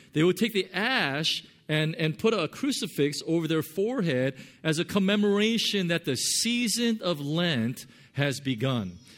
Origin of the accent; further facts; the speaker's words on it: Southern California, United States; now in Hong Kong; I'm from Southern California.